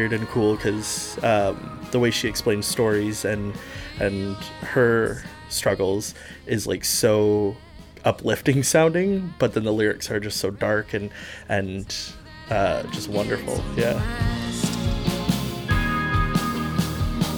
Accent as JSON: {"language": "English", "town": "Prince George", "region": "British Columbia", "country": "Canada", "moved": "yes", "lives_now": "Victoria, Canada", "said": "I am from Victoria, essentially. I've been here for 11 years, originally from Prince George."}